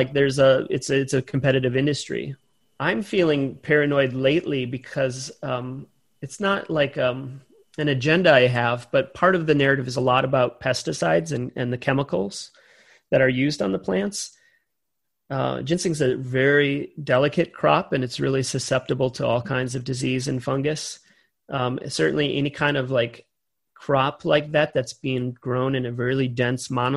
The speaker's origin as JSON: {"language": "English", "region": "Wisconsin", "country": "United States", "tie": "born or raised there", "said": "my hometown"}